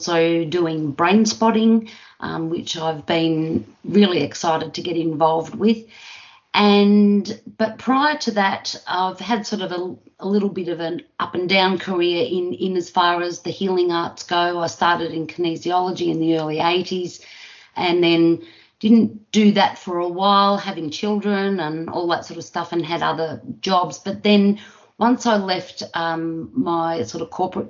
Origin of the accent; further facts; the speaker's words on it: Australia; also born or lived in Melbourne, Victoria; I'm from Australia. I live just outside of Melbourne, Victoria, Australia.